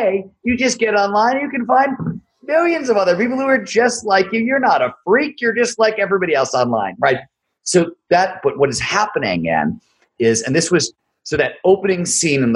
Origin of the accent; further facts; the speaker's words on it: Ohio, United States; I grew up in Ohio